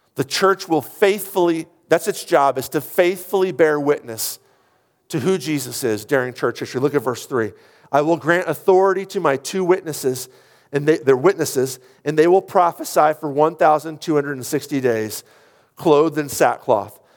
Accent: United States; as an American

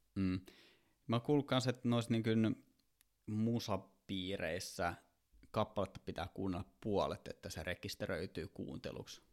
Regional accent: Kouvola, Kymenlaakso, Finland; moved away; mä oon Kouvolasta kotoisin

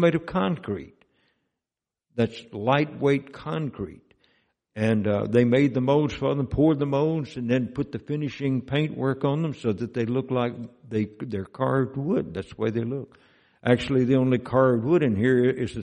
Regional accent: Mississippi, United States; moved away; Mississippi is my home state where I grew up

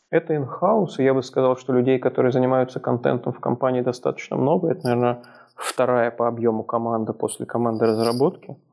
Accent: Moscow, Russia; moved away as an adult; now in Minsk, Belarus; я на самом деле родился в Москве, прожил там всю жизнь, и дальше, чем за 10 километров за всю жизнь ни разу не переезжал

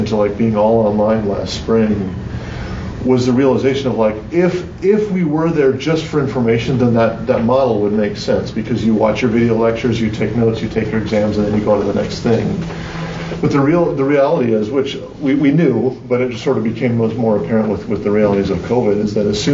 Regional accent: Wisconsin, United States; I'm from Wisconsin

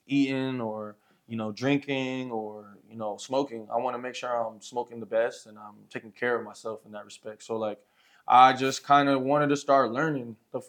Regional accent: New Jersey, United States; moved away as an adult; also born or lived in El Paso, Texas; now in Santa Teresa, United States; So I'm originally from New Jersey, East Coast boy, you know, born and raised. I've been here in you know, New Mexico area for about the last year, on and off between, like, you know, El Paso and out here a little bit.

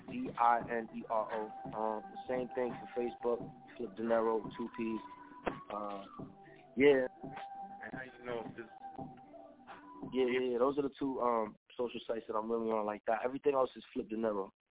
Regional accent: New York City, New York, United States; I'm from Brooklyn, New York and shit. Uh, I was born in Flatbush. I was raised in Canarsie, but I represent Canarsie all the way.

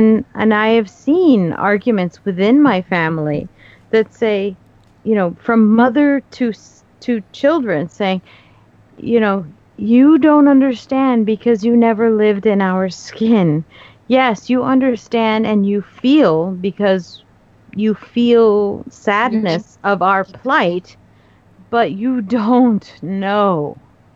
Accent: United States; I'm American.

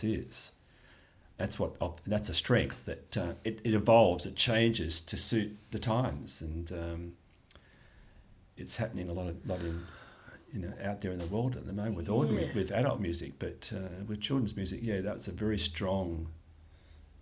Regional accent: Australia; I'm an Australian

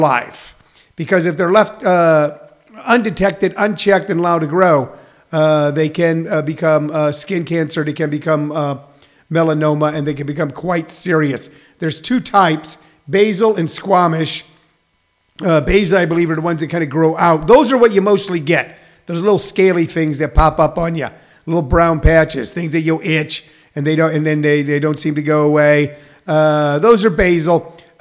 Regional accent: Missouri, United States; I grew up in Missouri

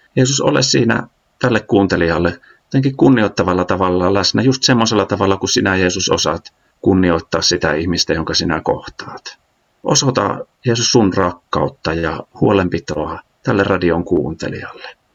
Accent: Äänekoski, Central Finland, Finland; moved away as an adult; also born or lived in Jyväskylä; Mä oon Äänekoskelta kotoisin Keski-Suomesta

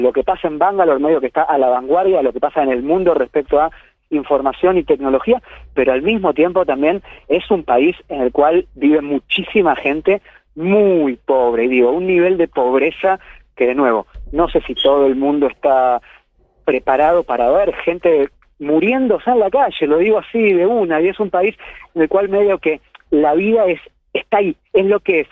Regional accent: Argentina; moved away as an adult; now in Kerala, India; soy argentino y acá más que en ningún otro lugar se abren todas las puertas

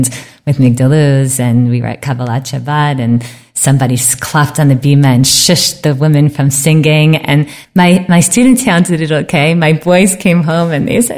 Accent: United States; now in Israel; we're so American

